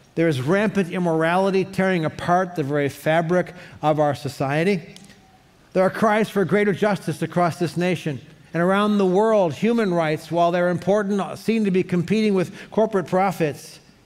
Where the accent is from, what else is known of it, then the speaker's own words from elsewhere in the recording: Cleveland, Ohio, United States; growing up in Cleveland